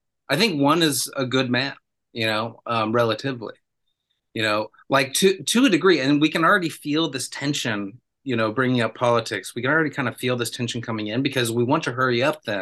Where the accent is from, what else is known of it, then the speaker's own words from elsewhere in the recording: United States; I'm from the United States